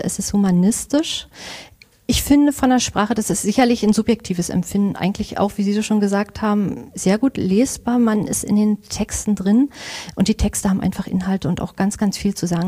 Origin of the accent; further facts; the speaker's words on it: Angermünde, Brandenburg, Germany; moved away as an adult; weil es meine Heimat ist. Also ich mag die Uckermark sehr, ich mag auch Angermünde.